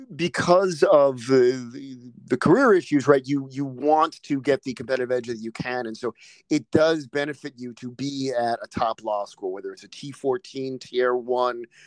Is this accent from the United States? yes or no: yes; East Coast, United States; now in California, United States; I'm from I'm from the East Coast as well